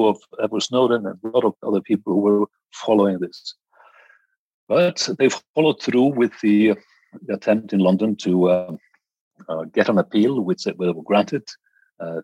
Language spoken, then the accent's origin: English; Iceland; actually from my home country in Iceland